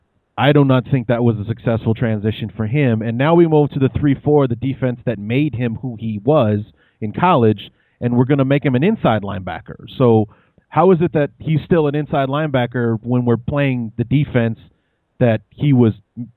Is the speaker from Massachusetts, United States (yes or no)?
no; Chicago, Illinois, United States; as a Chicagoan, you know, you grew up in the Chicago area, as did I.